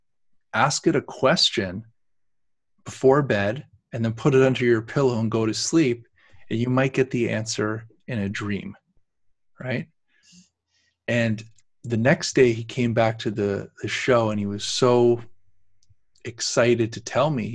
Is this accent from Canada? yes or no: yes; Canada; we're Canadians